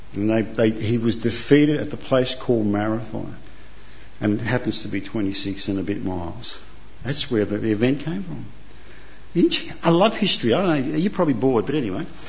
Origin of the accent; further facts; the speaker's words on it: Australia; also born or lived in Italy; I came here when I was two. I have no recollection. I'm Italian by birth, Aussie by choice, and I'm naturalised